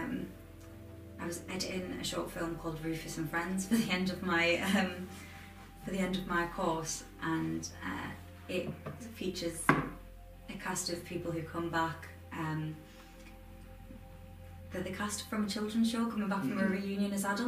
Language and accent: English; Durham, North East England, United Kingdom; also born or lived in Manchester; I'm from Durham